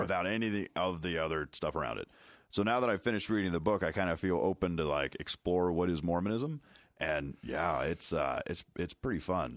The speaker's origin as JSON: {"language": "English", "town": "Chicago", "region": "Illinois", "country": "United States", "said": "I'm from Chicago"}